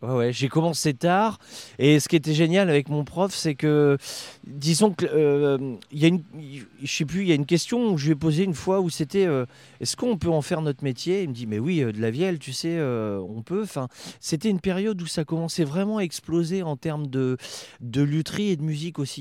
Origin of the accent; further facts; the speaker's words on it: Bourges, Centre-Val de Loire, France; moi je suis originaire de Bourges